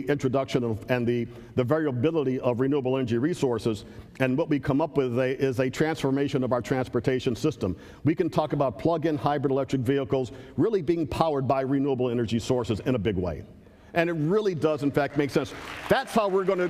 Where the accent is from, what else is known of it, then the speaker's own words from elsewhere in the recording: Cleveland, Ohio, United States; Cleveland, our old friend Cleveland, Ohio, my hometown